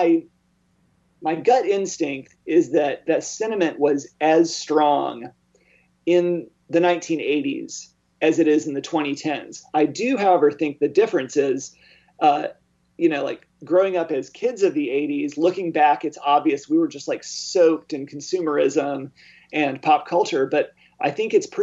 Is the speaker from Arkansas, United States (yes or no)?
yes; Arkansas, United States; now in Indiana, United States; growing up in Arkansas